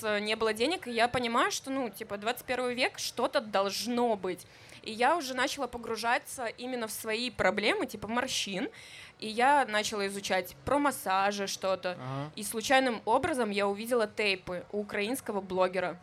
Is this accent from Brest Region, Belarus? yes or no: yes; Luninets, Brest Region, Belarus; я из Лунинца, если вы знаете, это клубничная страна, где нужно было вставать в 5 утра и собирать клубнику